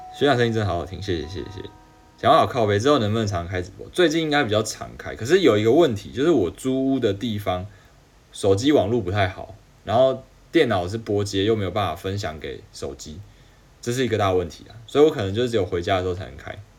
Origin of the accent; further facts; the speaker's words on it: Taiwan; accent: Taiwanese accent; 我应该一口就是台湾腔吧